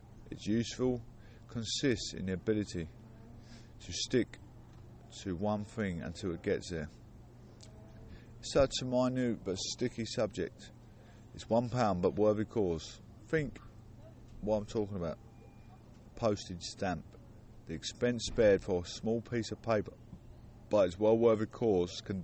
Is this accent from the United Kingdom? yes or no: yes; Clacton-on-Sea, East of England, United Kingdom; I was born and raised in Clacton-on-Sea